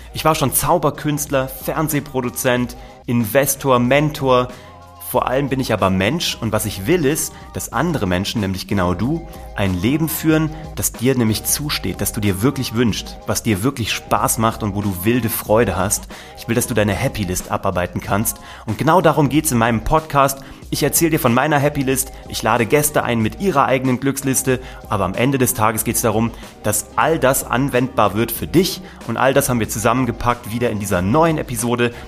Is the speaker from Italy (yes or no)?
no; Kassel, Hesse, Germany; Ich bin in Kassel geboren worden, in der Mitte von Deutschland